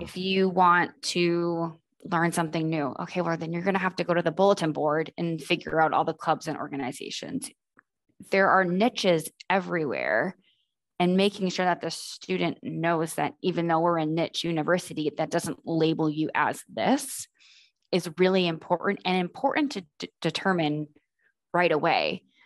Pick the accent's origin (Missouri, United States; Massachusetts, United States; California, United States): Massachusetts, United States; Boston; moved away; I'm originally from Boston